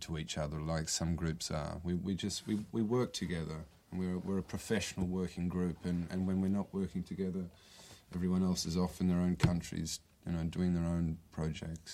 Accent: Australia; moved away as an adult; now in Brazil; I'm Australian.

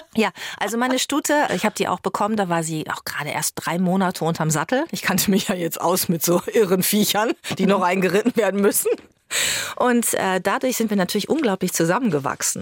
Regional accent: Germany; ich bin in Bad Springer aufgewachsen, am Teutoburger Wald, also sehr ländlich auch

